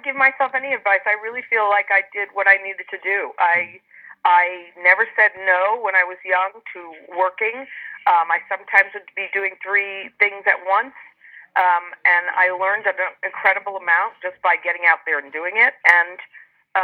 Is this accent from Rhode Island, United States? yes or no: yes; Rhode Island, United States; also born or lived in Philadelphia; I grew up in Rhode Island